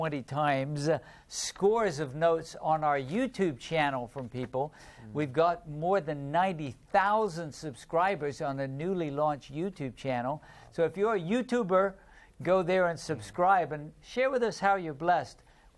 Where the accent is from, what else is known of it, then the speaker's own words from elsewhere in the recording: South Sudan; English is a second language; now in Rwanda; I'm from South Sudan, living in Rwanda.